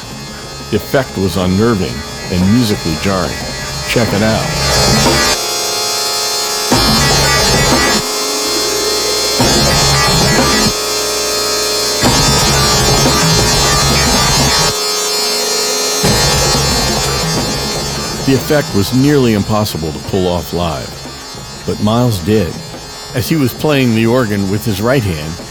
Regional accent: Daytona Beach, Florida, United States; moved away; also born or lived in Boston; my hometown of Daytona Beach

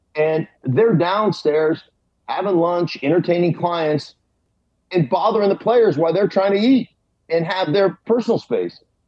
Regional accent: Alaska, United States; now in Denver, United States; since I was a boy growing up in Alaska rooting for the Steelers

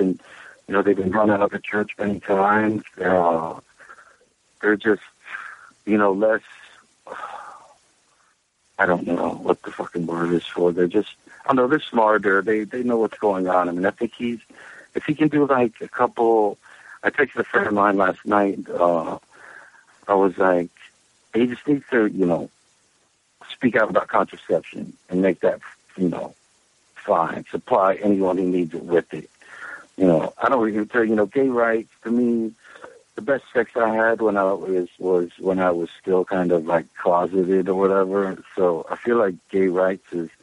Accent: Charleston, West Virginia, United States; born or raised there; now in New York City, United States

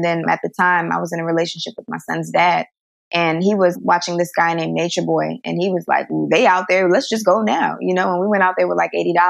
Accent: Bronx, New York, United States; also born or lived in New Jersey; I was born in New Jersey. I don't remember any of that. And then we moved to the Bronx, and that's where I lived for the first few years of my life.

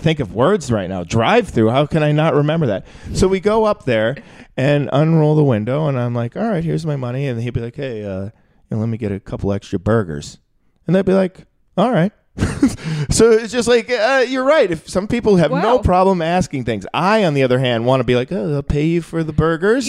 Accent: Minneapolis, Minnesota, United States; moved away; also born or lived in Chicago; I grew up in Minneapolis

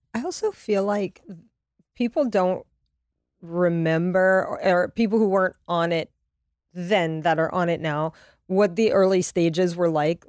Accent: Louisiana, United States; also born or lived in Connecticut; now in Los Angeles, United States; I'm from Louisiana

